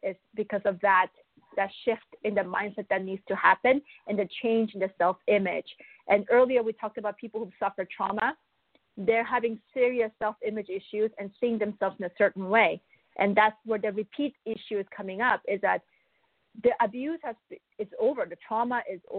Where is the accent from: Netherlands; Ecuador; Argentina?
Argentina; Buenos Aires; also born or lived in Korea / Canada; I was born in Korea. But I was also raised in Buenos Aires in Argentina. And then I moved to Canada.